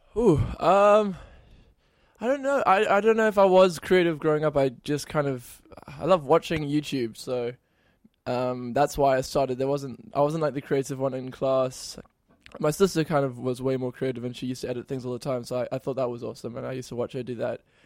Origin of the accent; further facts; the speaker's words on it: near Cape Town, Western Cape, South Africa; moved away; I'm from South Africa, near Cape Town